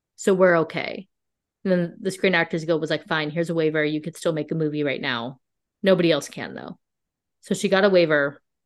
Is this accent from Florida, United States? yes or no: no; La Quinta, California, United States; I'm from La Quinta, California